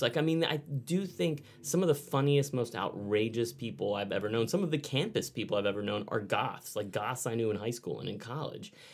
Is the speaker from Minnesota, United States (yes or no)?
no; Texas, United States; growing up in Texas